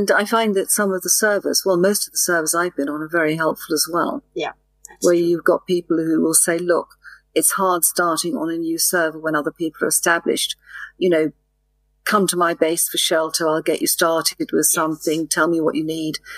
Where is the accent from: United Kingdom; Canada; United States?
United Kingdom; England; as you know, I'm English, but I speak very clear what they call international English.